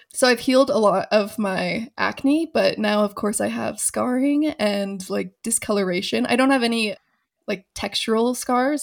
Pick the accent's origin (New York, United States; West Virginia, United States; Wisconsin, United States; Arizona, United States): Arizona, United States; Phoenix; moved away as an adult; also born or lived in Los Angeles; now in Denver, United States; I was born and raised in Phoenix